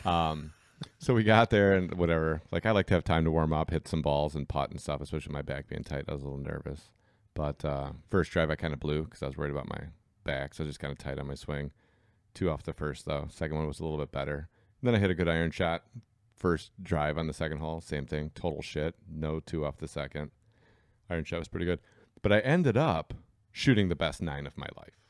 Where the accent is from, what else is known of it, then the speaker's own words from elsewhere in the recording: Berkeley, Michigan, United States; also born or lived in Kalamazoo, Michigan; I grew up in Berkeley. I played soccer where, like, the city of Berkeley didn't even have youth soccer.